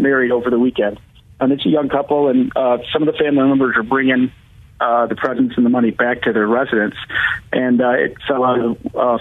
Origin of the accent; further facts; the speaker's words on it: Grand Rapids, Michigan, United States; I'm from Grand Rapids.